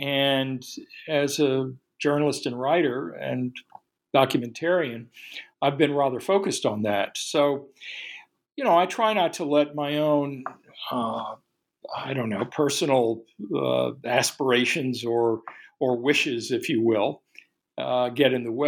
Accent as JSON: {"language": "English", "town": "New Orleans", "region": "Louisiana", "country": "United States", "tie": "born or raised there", "said": "Yeah, I grew up in New Orleans in the 1950s. I'm a native."}